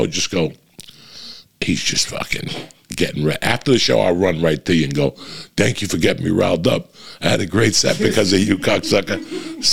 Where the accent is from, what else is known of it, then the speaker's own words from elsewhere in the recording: New Jersey, United States; moved away; I'm from Jersey